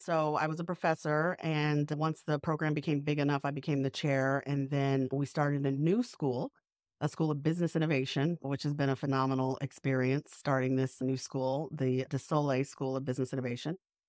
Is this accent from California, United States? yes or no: no; New York, United States; now in Savannah, United States; I'm a New Yorker, so I just walk everywhere.